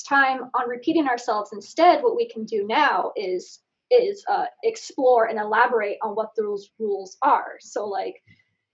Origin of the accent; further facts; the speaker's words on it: Oregon, United States; also born or lived in Alaska; I'm from Oregon